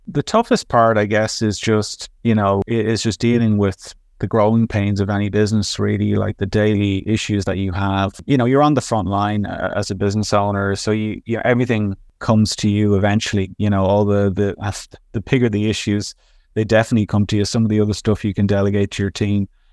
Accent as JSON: {"language": "English", "town": "Dublin", "region": "Leinster", "country": "Ireland", "moved": "yes", "lives_now": "Montreal, Canada", "said": "I'm originally from Dublin, Ireland, um, work in Montreal, Canada."}